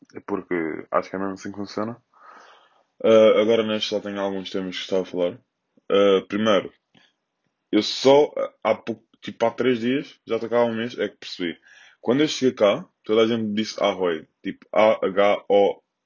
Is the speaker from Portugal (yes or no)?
yes; Loures, Lisbon, Portugal; aqui na minha zona, sou da Portela, ao pé da Expo